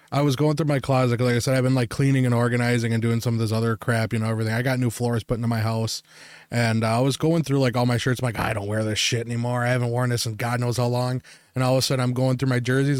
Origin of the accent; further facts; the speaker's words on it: Wisconsin, United States; we're from Wisconsin